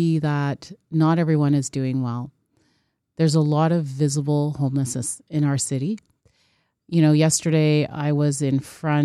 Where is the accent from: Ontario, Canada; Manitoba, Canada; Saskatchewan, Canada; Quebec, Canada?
Ontario, Canada; Toronto; growing up in Scarborough, and that Science Center was always so revered